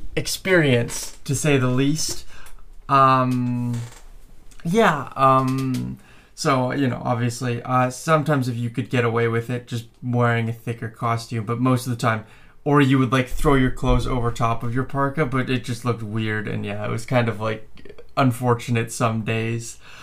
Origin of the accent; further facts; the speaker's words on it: Canada; I was born and raised in Canada